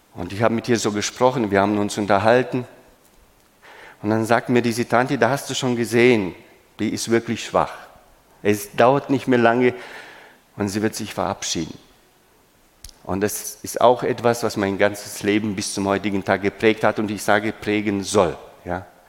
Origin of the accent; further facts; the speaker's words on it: Romania; moved away; Ich bin in Rumänien geboren